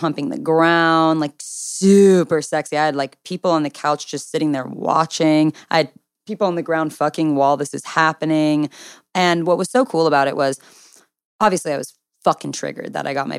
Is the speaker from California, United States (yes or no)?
yes; Southern California, United States; I'm from Southern California.